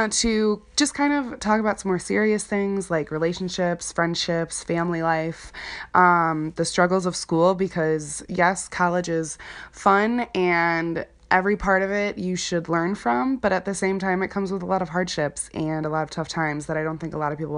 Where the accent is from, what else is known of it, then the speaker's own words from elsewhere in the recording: Chicago, Illinois, United States; moved away as an adult; now in Wisconsin, United States; Chicago is where I'm from. I'm from the Chicagoland area.